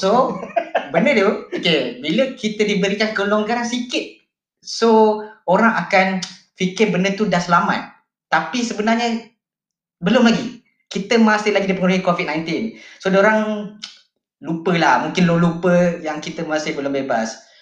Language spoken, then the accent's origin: Malay; Malaysia; kita sebagai rakyat Malaysia kita dah mungkin akan menjangka lah benda ini berlaku.